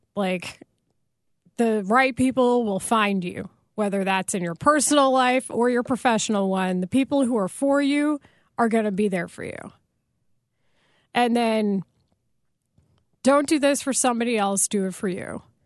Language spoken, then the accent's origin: English; Texas, United States; I grew up in Texas and I live primarily with my mom and she's white.